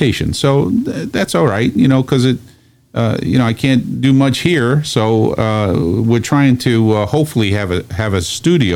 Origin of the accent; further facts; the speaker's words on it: New York City, New York, United States; I'm the first generation born here, and everybody was born in Sicily.